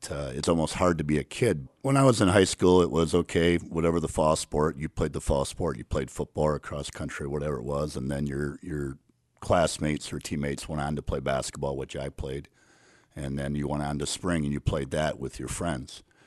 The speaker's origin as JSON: {"language": "English", "town": "Crystal Lake", "region": "Illinois", "country": "United States", "tie": "born or raised there", "said": "I grew up in Crystal Lake"}